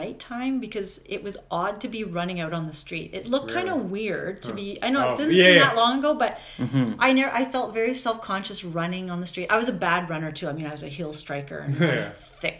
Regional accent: Kingston, Ontario, Canada; moved away as an adult; also born or lived in Montreal; I grew up in Kingston, Ontario, but then I went to McGill University

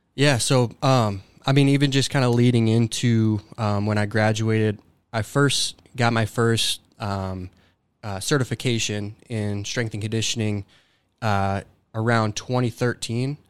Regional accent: Dubuque, Iowa, United States; grew up in Dubuque, Iowa, um, and went to high school at Dubuque Senior High School

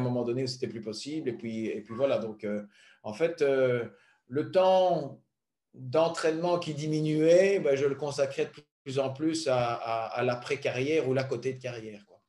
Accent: Belgium; venant d'un petit pays

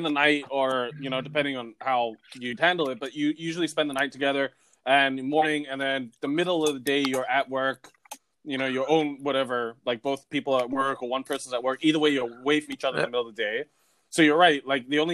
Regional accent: Singapore; growing up in Singapore

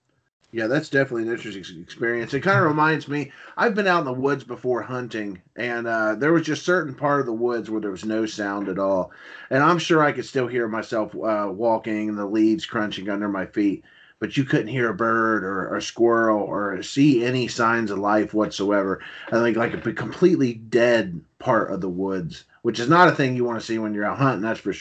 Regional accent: Jackson County, Ohio, United States; there was always a story that I heard when I was growing up in Jackson County about the last wolves of Ohio.

